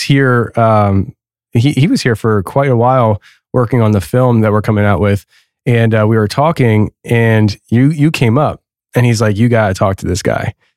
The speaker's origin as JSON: {"language": "English", "region": "East Tennessee", "country": "United States", "said": "Gatlinburg, Tennessee, my home state, East Tennessee"}